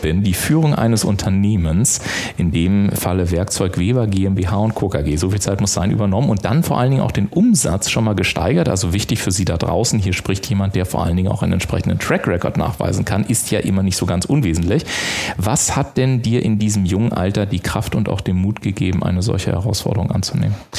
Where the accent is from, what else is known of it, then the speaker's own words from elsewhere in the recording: the North, Northern Germany, Germany; bei uns im Norden